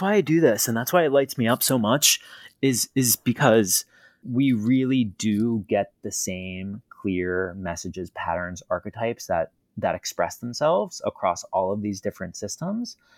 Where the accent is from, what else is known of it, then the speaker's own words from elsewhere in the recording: East Coast, United States; I am from the East Coast, born and raised